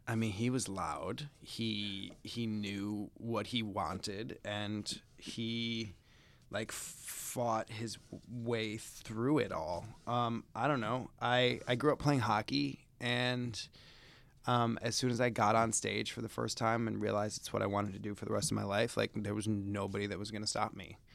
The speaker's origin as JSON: {"language": "English", "town": "Chicago", "region": "Illinois", "country": "United States", "tie": "born or raised there", "moved": "yes", "said": "I grew up in the Midwest. I feel like, or s- Chicago specifically"}